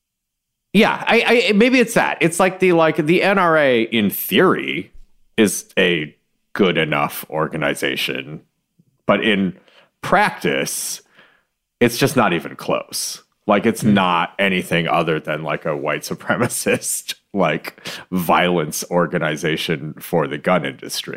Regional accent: Michigan, United States; I'm from Michigan

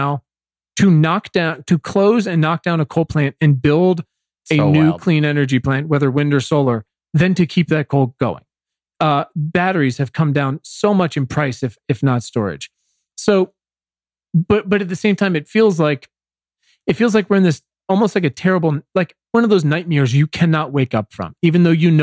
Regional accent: Williamsburg, Virginia, United States; moved away; I'm from Virginia originally, and still spend part of the year back there, and literally from Colonial Williamsburg

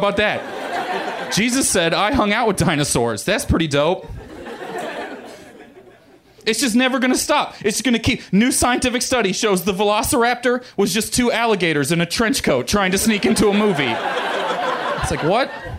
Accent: Missouri, United States; I grew up in Missouri, and my family's all rednecks

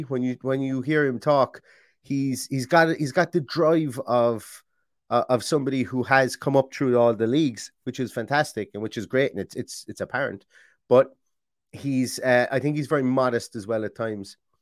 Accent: Ireland; I'm Irish.

